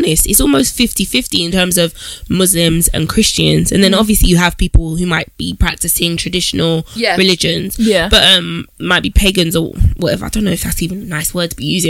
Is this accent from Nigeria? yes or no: yes; Niger State, Nigeria; moved away; I'm Nigerian. I'm from, you know, Niger State